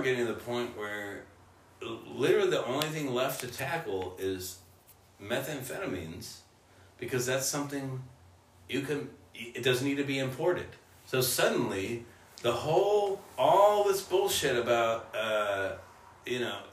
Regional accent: California, United States; moved away; also born or lived in Los Angeles; growing up in California in the late 90s

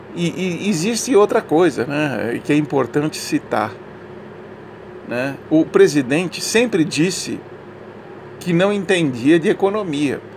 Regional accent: Brazil; Eu já sou brasileiro há muitos anos, né? nasci aqui

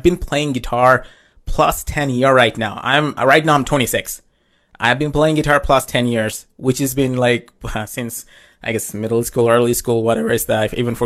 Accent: Saskatchewan, Canada; I am a rock singer-songwriter from Saskatchewan

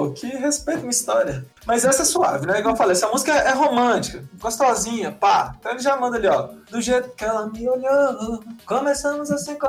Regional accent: Caeté, Minas Gerais, Brazil; now in Belo Horizonte, Brazil; A galera geralmente do interior vem pra cá. Eu sou um desses, olha só, vim de Caeté, buscar

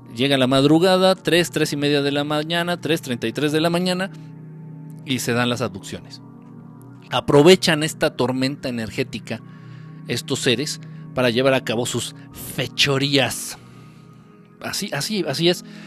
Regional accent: Mexico City, Mexico; De aquí, de la Ciudad de México, de México

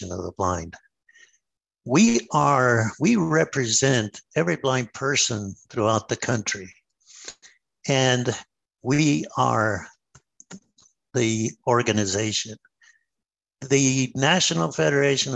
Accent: New Mexico, United States; I come from New Mexico, where we don't have very much water

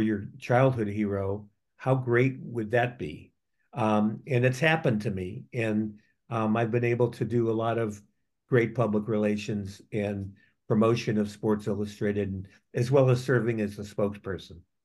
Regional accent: Gary, Indiana, United States; moved away as an adult; also born or lived in New York / Columbus, Ohio; I grew up in Gary, Indiana

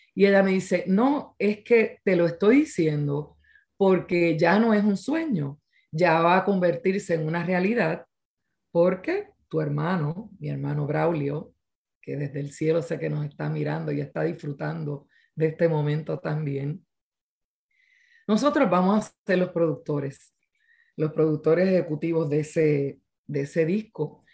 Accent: Quebradillas, Puerto Rico; mi pueblo de quebradillas

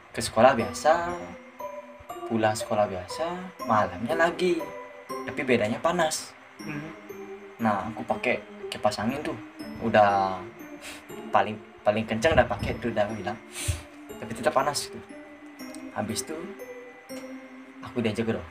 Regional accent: Bali, Indonesia; aku uh, berlibur ke desaku yang di timur Buleleng

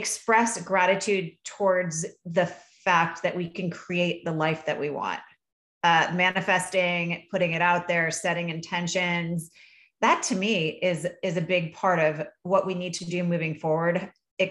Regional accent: Vermont, United States; I grew up in Vermont.

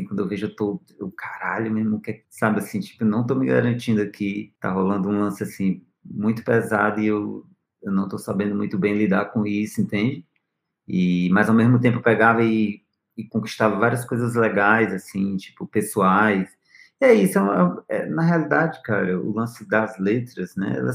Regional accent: Northeast Region, Brazil; Que eu sou, eu venho do Nordeste, né? Certo. Ponto. Isso aí é. Mas eu, eu tenho meu sotaque. Então, querendo ou não, eu venho de uma região, né?

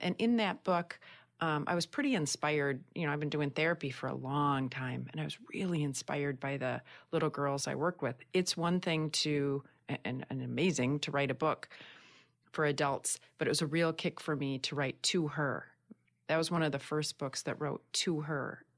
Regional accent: Michigan, United States; I hail from Michigan

